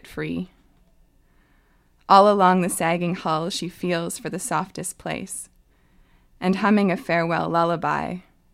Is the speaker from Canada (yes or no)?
yes; Ottawa, Ontario, Canada; now in Hazelton, Canada; I grew up mostly in Ottawa, in Ontario.